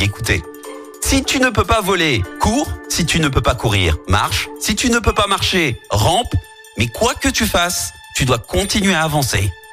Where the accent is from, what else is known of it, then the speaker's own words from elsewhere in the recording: Rouen, Normandy, France; chez nous à Rouen